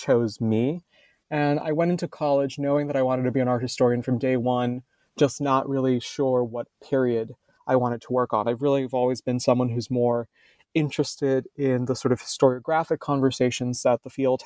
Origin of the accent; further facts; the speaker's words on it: Miami, Florida, United States; So I was raised in Miami, Florida, basically in the Everglades